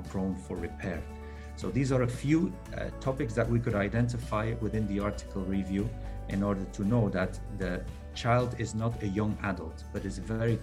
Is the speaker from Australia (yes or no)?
no; Belgium; moved away as an adult; now in Doha, Qatar; I'm originally from Belgium, but working in the Middle East